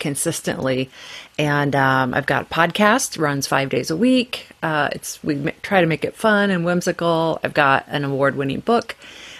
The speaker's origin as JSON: {"language": "English", "town": "Portland", "region": "Oregon", "country": "United States", "tie": "born or raised there", "moved": "yes", "said": "I'm from actually born and raised in Portland, Oregon"}